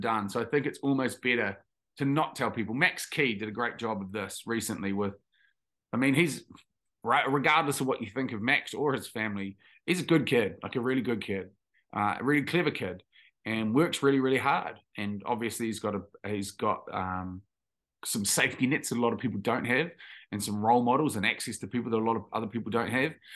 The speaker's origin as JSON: {"language": "English", "town": "Tauranga", "region": "Bay of Plenty", "country": "New Zealand", "tie": "born or raised there", "also_born_or_lived": "Taranaki", "said": "we grew up in Taranaki, and then my parents moved, my parents are dairy farmers, so we moved to, um, to Tauranga, or on the outskirts"}